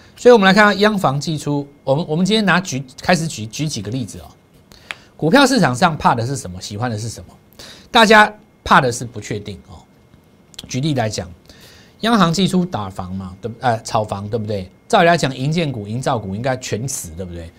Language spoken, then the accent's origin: Chinese; Taiwan; 对我们台湾人来讲的话